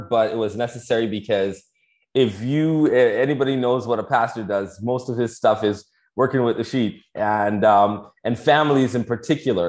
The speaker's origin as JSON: {"language": "English", "town": "Toronto", "region": "Ontario", "country": "Canada", "moved": "as an adult", "lives_now": "Florida, United States", "said": "I'm from Toronto"}